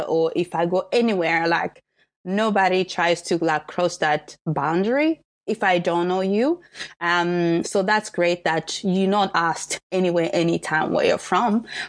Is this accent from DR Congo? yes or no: yes; DR Congo; also born or lived in South Africa; now in Germany; we were born in the Congo